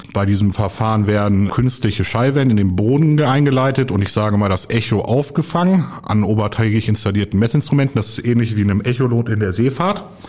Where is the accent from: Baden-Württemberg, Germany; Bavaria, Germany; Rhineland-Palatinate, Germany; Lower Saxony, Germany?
Lower Saxony, Germany; Celle; moved away as an adult; Ich komme ursprünglich aus der Region Celle bei Hannover, habe dort 2007 mein Abitur gemacht